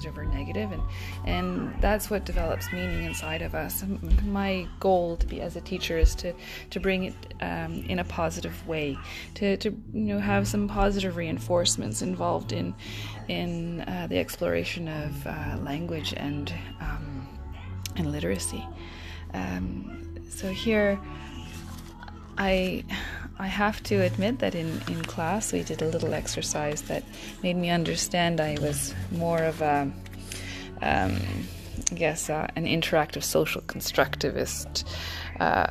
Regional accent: Ontario, Canada; also born or lived in Japan; middle of nowhere, where I had to go to an English school, and it was a very, very quaint little town in Ontario

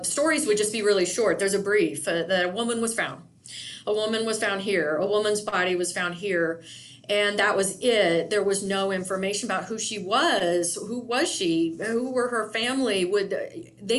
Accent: Indiana, United States; now in Yakima, United States; not being from this area, I'm originally from Indiana

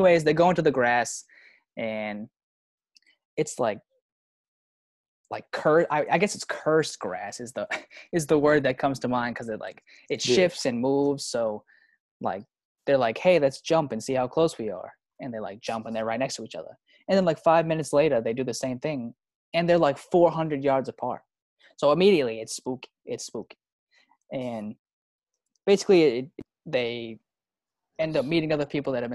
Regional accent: Plymouth, Massachusetts, United States; also born or lived in Vermont; I'm from Massachusetts, Boston area, Plymouth area. Grew up here

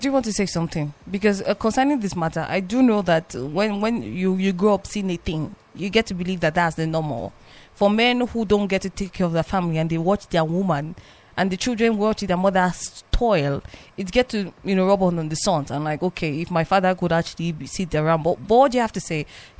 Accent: Plateau, Nigeria; I was born and brought up in Plateau. And when I say Plateau state, I'm not saying Plateau people. I'm saying Plateau generally.

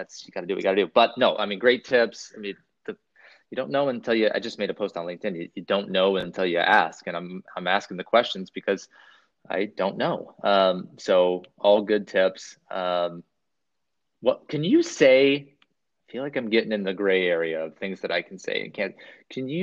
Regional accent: Pacific Northwest, United States; I'm from the Pacific Northwest

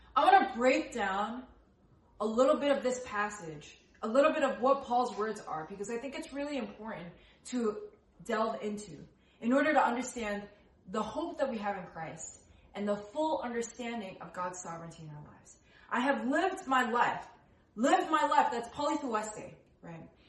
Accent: New Jersey, United States; I was born in New Jersey. I am born and raised in the states

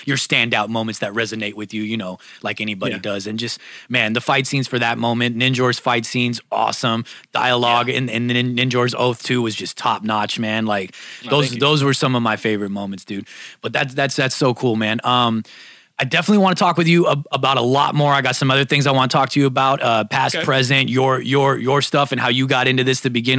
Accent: New York City, New York, United States; now in California, United States; I'm a Brooklyn native

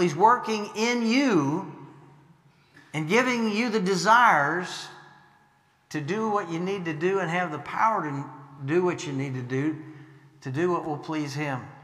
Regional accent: Illinois, United States; moved away; also born or lived in Arkansas; I grew up in Illinois

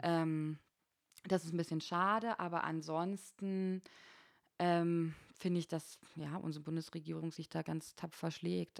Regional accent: Frankfurt and Berlin, Brandenburg, Germany; moved away as an adult; now in Konstanz, Germany; ich komme aus Ostdeutschland, ich bin zwischen Frankfurt oder und Berlin aufgewachsen in beiden Städten

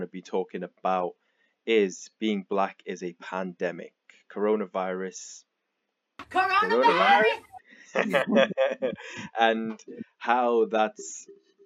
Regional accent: South Africa; now in North Wales, United Kingdom; I'm South African.

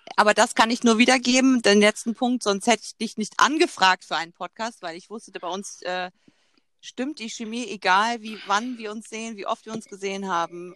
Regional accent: Zeven, Lower Saxony, Germany; als Kind ähm, bei Wischhusen, das war so ein Spielzeugladen bei uns in Zeven

